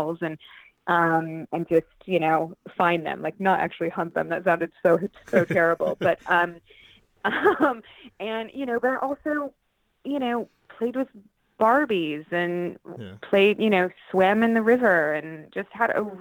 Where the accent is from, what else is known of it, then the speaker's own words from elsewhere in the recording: St. Helens, Oregon, United States; also born or lived in Portland, Oregon; I'm originally from a small town in Oregon called St. Helens. And then my parents moved to Portland when I was about 13